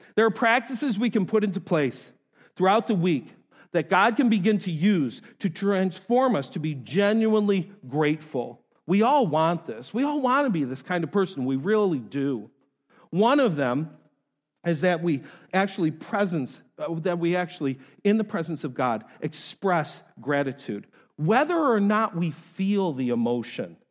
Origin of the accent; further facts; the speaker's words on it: New York, United States; moved away; I'm from New York